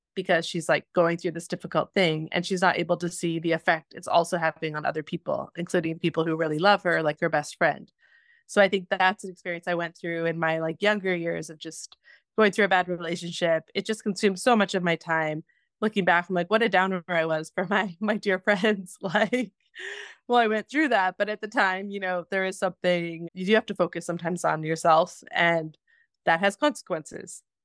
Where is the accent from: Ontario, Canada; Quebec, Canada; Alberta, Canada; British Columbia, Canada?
Alberta, Canada; Spruce Grove; moved away; also born or lived in Edmonton; I was born in Edmonton and then was raised pretty much just outside of Spruce Grove